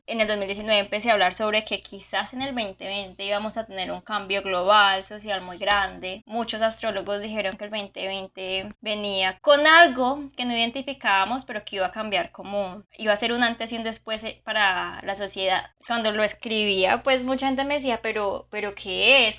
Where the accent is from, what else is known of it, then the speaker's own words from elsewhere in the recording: Cartago, Valle del Cauca, Colombia; yo soy de Cartago